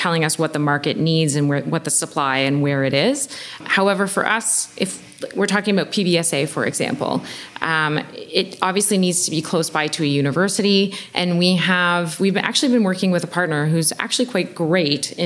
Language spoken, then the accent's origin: English; Oshawa, Ontario, Canada; I'm from Oshawa